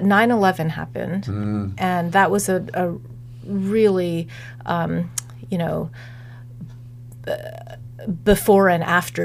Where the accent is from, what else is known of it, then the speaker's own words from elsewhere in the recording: Columbia, Missouri, United States; born there; So, I was born in Columbia, Missouri.